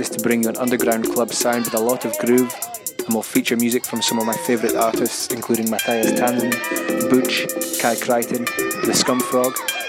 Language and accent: English; Scotland, United Kingdom; I'm from Scotland.